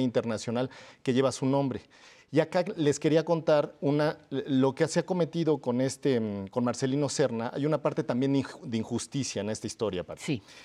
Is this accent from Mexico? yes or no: yes; Mexico; como mexicanos